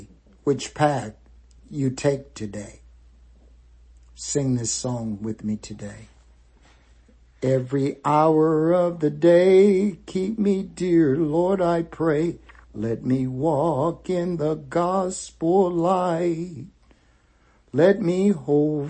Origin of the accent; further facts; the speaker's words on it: the South, United States; When we were kids growing up in the South